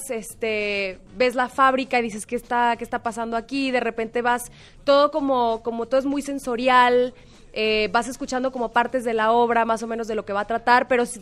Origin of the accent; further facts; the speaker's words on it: Mexico; nuestra directora es argentina y yo soy mexicana.